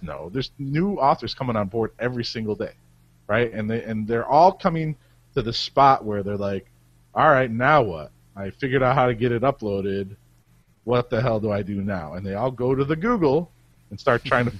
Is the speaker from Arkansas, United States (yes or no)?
no; Cleveland, Ohio, United States; I'm from Cleveland.